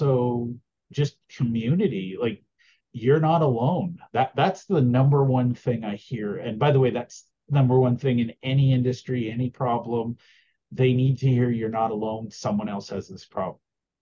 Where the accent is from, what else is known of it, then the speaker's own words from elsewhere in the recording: Alberta, Canada; I'm from Alberta.